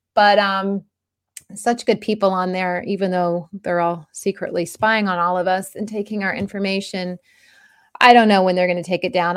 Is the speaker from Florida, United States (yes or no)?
yes; Florida, United States; I grew up in Florida